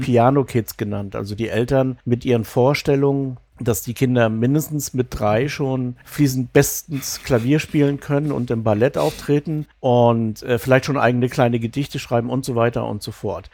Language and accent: German; East Germany, Germany; moved away as an adult; also born or lived in Bavaria / Mecklenburg; Ich bin im Osten aufgewachsen, also in der DDR